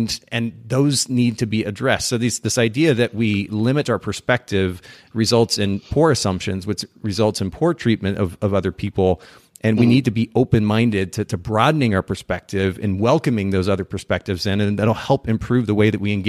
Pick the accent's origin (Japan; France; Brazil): Japan; So I grew up in Japan.